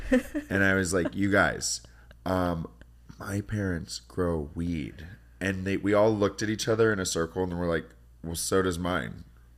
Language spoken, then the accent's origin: English; Humboldt County, Northern California, United States; moved away as an adult; also born or lived in San Francisco, United States / Santa Cruz, United States; now in Los Angeles, United States; that's where I'm from. It's called Humboldt County. It's a very untraditional way of growing up. I grew up on a marijuana farm back when it was illegal.